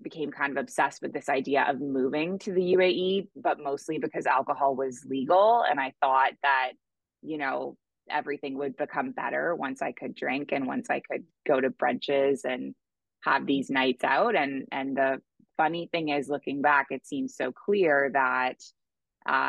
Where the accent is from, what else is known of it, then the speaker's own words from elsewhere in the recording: Toronto, Ontario, Canada; moved away as an adult; now in Bali, Indonesia; So I am originally from Canada. I grew up in Toronto.